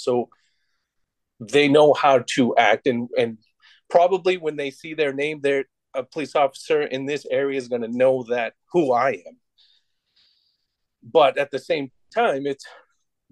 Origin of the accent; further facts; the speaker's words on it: United States; being Native American